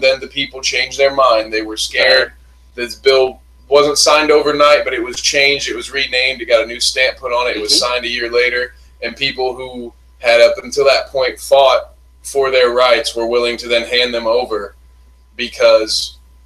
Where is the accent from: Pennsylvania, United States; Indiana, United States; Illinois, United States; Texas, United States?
Indiana, United States; Terre Haute; I grew up maybe a 15-minute drive from where they put Timothy McVeigh down